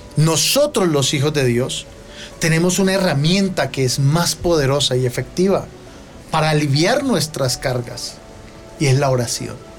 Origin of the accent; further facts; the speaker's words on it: Colombia; nosotros como colombianos